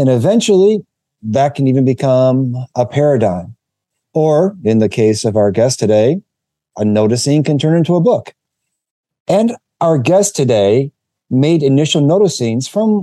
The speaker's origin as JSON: {"language": "English", "region": "Michigan", "country": "United States", "moved": "yes", "lives_now": "Massachusetts, United States", "said": "I'm from Michigan."}